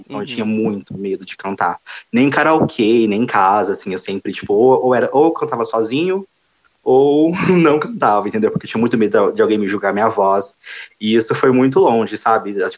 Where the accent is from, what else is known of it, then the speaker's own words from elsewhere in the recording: Franca, São Paulo, Brazil; eu sou de Franca interiorzão mesmo também